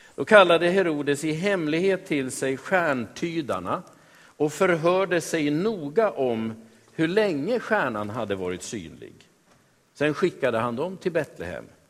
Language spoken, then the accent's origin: Swedish; Västerås, Västmanland, Sweden; Jag är född och uppvuxen i Västerås, jag. Jag har bott i Sverige hela mitt liv.